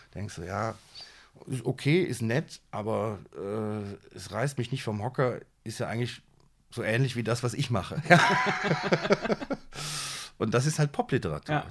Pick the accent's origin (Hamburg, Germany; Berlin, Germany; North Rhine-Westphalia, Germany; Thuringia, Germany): North Rhine-Westphalia, Germany; Siegen; moved away; also born or lived in Amman, Jordan / Düsseldorf; aufgewachsen in Siegen